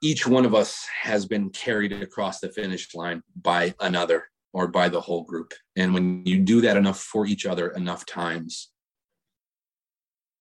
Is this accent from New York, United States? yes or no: yes; Buffalo, New York, United States; moved away; also born or lived in Denver / Nashville / North Carolina; growing up in Buffalo